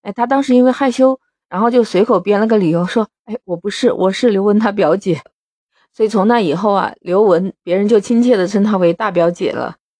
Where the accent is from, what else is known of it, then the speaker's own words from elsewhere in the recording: China; 我们中国人